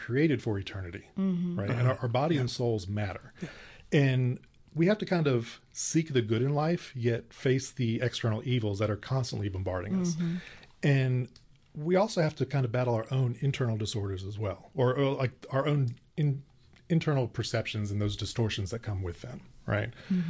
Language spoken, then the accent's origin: English; Stone Mountain, Georgia, United States; I grew up in Stone Mountain. Corpus Christi is my parish growing up.